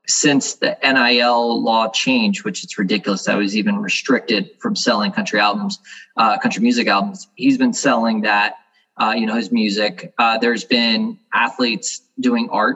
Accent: South Florida, United States; my hometown where I grew up. He used to work out at the gym over there down in South Florida.

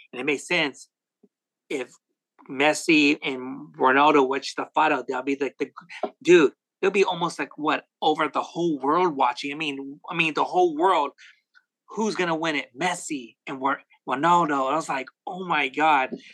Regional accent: West Coast, United States; I'm from the West Coast

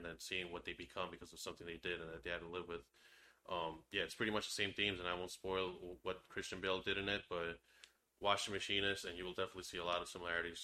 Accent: Long Island, New York, United States; We're from Long Island

